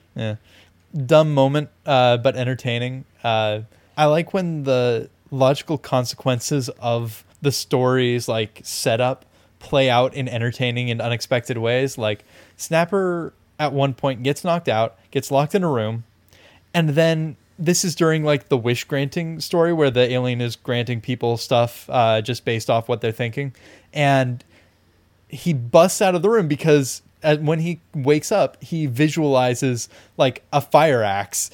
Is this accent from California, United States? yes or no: yes; California, United States; we are both Californian. We're both, like, coastal, urban Californians